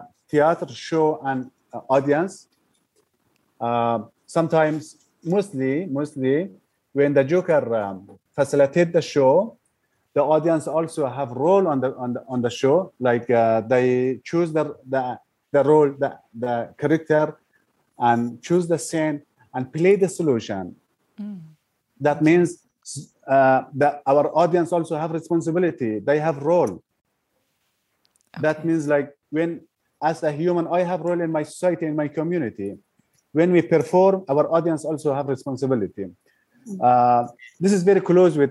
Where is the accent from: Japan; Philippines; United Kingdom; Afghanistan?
Afghanistan; first language Persian; English is a second language; moved away as an adult; now in Malaysia; Originally, I'm from Afghanistan, but I'm staying as a refugee in Malaysia